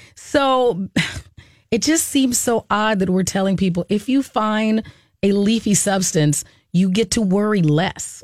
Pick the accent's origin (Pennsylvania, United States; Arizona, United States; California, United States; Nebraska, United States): Arizona, United States; we grew up in Arizona